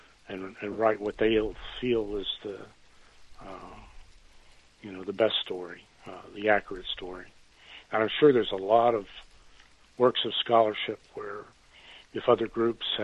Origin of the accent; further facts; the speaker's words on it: El Paso, Texas, United States; moved away; also born or lived in Raceland, Louisiana / South Carolina; I grew up in El Paso